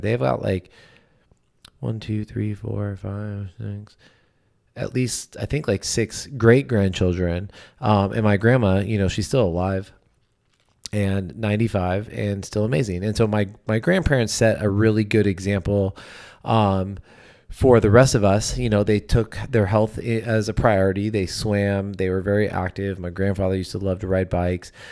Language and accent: English; California, United States; I grew up obviously in California.